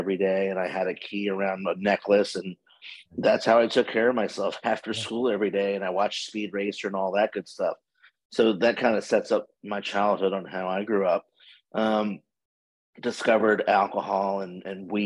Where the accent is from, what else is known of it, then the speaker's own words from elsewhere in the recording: Washington, District of Columbia, United States; moved away as an adult; now in Fort Lauderdale, United States; I am originally from Washington, D.C., and I have been living in Fort Lauderdale, Florida, for about 32 years